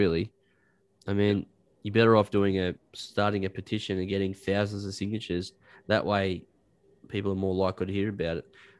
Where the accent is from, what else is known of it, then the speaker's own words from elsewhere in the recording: West Wallsend, New South Wales, Australia; also born or lived in England; I grew up in West Wales then, and there was a guy around the corner from my mum's place that always had immaculate lawn.